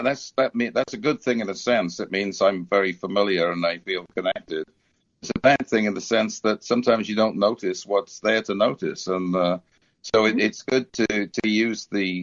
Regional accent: United Kingdom; now in United States; when I was a kid and growing up in Britain

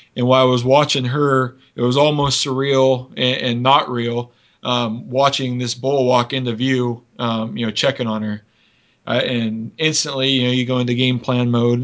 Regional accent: Washington, United States; my home state of Washington

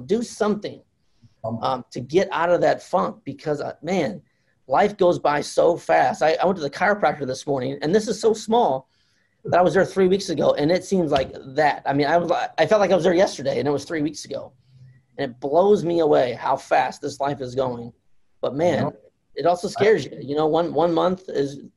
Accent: Fort Wayne, Indiana, United States; I'm from Indiana, Fort Wayne, Indiana. I'm, I'm northern Indiana

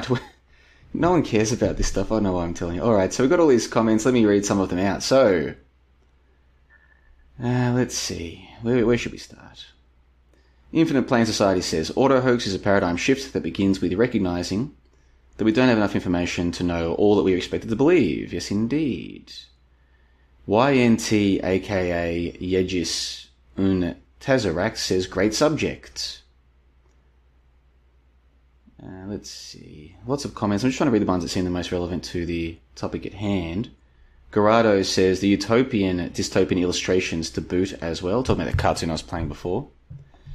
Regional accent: Melbourne, Victoria, Australia; moved away as an adult; also born or lived in Brisbane, Australia / Estonia; now in Plovdiv, Bulgaria; I moved away from Melbourne back in 2011. I've been back to visit a couple times, but even though I grew up there, I moved away a long time ago

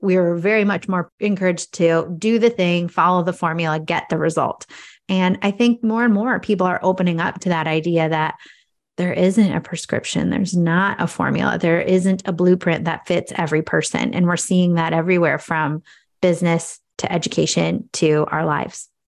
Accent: Cascade, United States; I'm from Cascade, which is a population of about 2,500

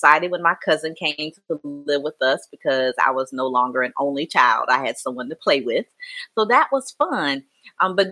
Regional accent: Mullins, South Carolina, United States; I was raised in Mullen, South Carolina. It's a small little town in here in South Carolina

